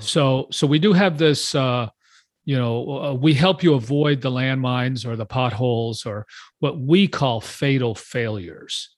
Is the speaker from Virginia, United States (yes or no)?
no; Texas, United States; also born or lived in Houston; I'm from Texas. I live outside of Austin.